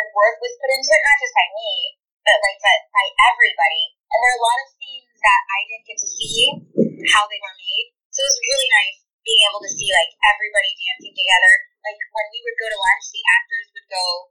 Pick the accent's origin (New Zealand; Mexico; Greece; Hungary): Mexico; also born or lived in California; now in Atlanta, United States; I was born in California, but I grew up in Mexico.